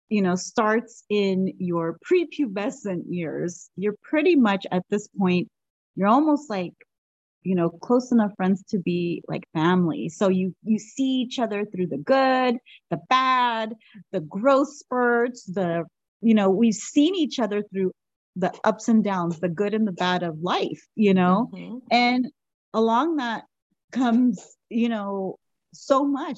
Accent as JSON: {"language": "English", "town": "Los Angeles", "region": "California", "country": "United States", "tie": "born or raised there", "accent": "Valley girl", "said": "we are from the San Fernando Valley, LA, you know, so we're two Valley girls too"}